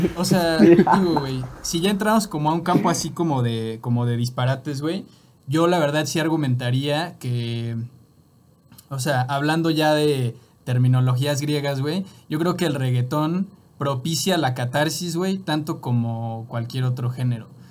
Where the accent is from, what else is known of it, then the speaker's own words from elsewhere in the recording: Mexico; yo también soy mexicano